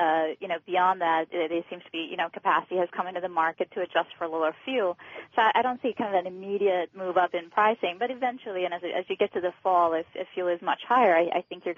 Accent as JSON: {"language": "English", "town": "Tampa", "region": "Florida", "country": "United States", "tie": "born or raised there", "said": "I'm going to go with my hometown airport, Tampa Airport."}